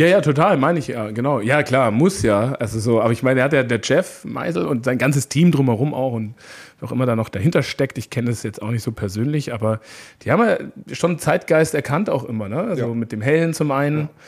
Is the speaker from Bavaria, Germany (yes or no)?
yes; Neumarkt, Bavaria, Germany; moved away; also born or lived in Canada; ich bin ja aus Oberbayern ursprünglich